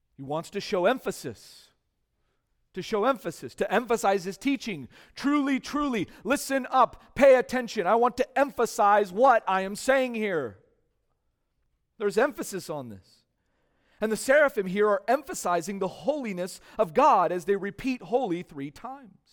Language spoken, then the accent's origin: English; California, United States; growing up in California